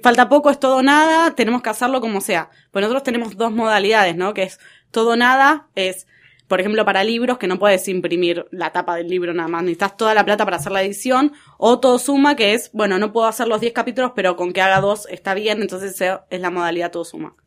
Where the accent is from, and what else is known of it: Argentina